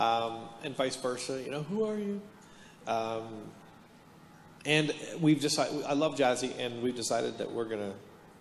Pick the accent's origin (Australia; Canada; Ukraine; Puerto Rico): Canada; Hamilton, Ontario; now in Palm Desert, United States; I'm born and raised in Hamilton, Ontario, which is the armpit of Canada